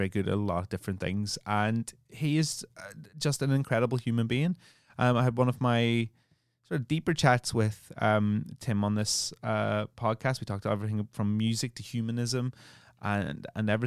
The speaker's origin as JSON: {"language": "English", "country": "Ireland", "said": "I'm Irish"}